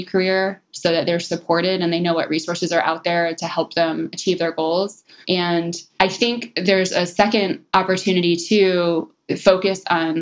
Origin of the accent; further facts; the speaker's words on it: Detroit, Michigan, United States; moved away; coming from Detroit